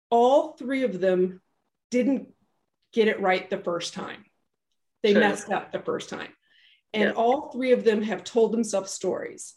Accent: Tulsa, Oklahoma, United States; we were raised in Tulsa

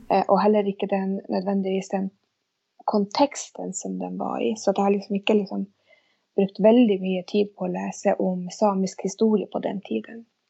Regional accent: near Vestfjorden, north of Tysfjord, Nordland, Norway; first language Sami; Swedish is a second language; flyttade då till eh, Nordre Norland som det heter, till det här området Balat. Eh, som ligger vid Västfjorden, lite norr om Divtasvuodna. Och där växte jag upp

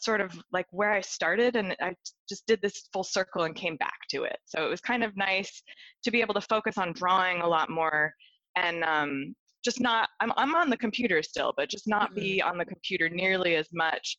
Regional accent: Seattle, Washington, United States; also born or lived in Chicago, Illinois; now in London, United Kingdom; I originally grew up in Seattle, Washington area, mm-hmm. But I've lived in Chicago for many, many

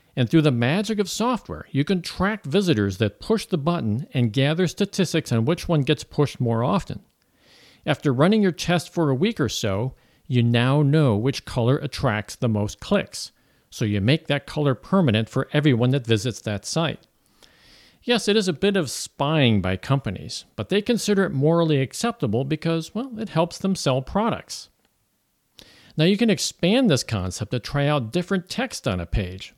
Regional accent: Florissant, Missouri, United States; moved away as an adult; also born or lived in Woodland Hills, California / Ventura County, California; now in Saint Louis, United States; I grew up in Florissant, Missouri.

